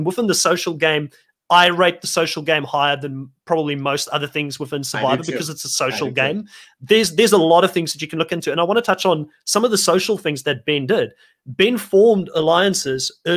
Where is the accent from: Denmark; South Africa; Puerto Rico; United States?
South Africa; moved away; I'm originally from South Africa